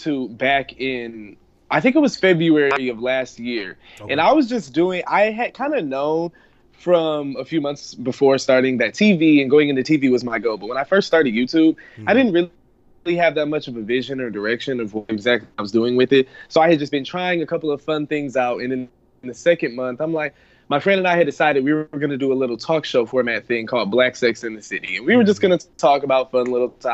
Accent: Detroit, Michigan, United States; moved away as an adult; also born or lived in Ann Arbor, Michigan; now in New York City, United States; I'm originally from Detroit, Michigan.

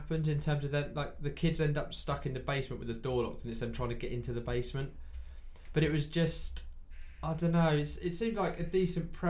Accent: England, United Kingdom; I'm English.

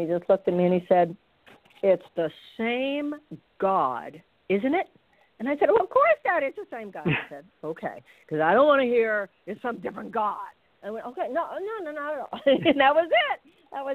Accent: Houston, Texas, United States; moved away as an adult; now in California, United States; I was born and raised in Houston

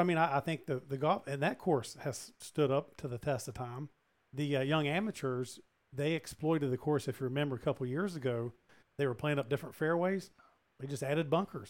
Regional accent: West Virginia, United States; now in Houston, United States; growing up in West Virginia

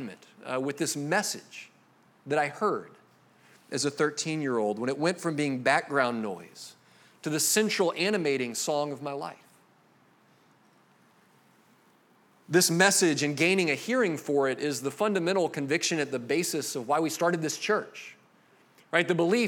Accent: Jacksonville, Florida, United States; I grew up here in Jacksonville.

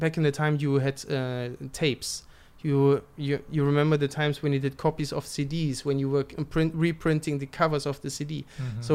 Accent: East Germany, Germany; I'm from East Germany

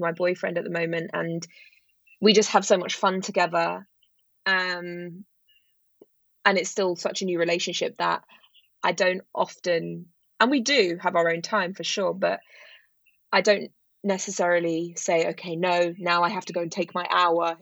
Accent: London, United Kingdom; I grew up in London, in West London.

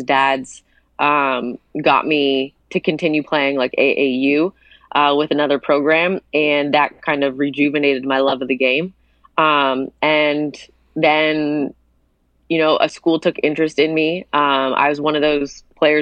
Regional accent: Hamilton, Ontario, Canada; born or raised there

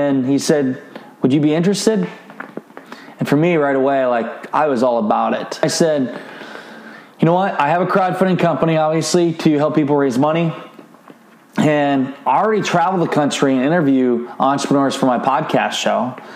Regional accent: Iowa, United States; my hometown of Garnerville, Iowa

